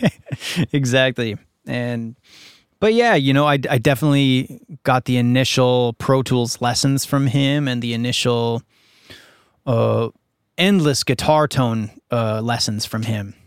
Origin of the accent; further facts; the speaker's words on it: Minnesota, United States; moved away as an adult; also born or lived in Winnipeg, Manitoba, Canada; now in Los Angeles, United States; in Minnesota, where I grew up after moving here from Canada, where I was born in Winnipeg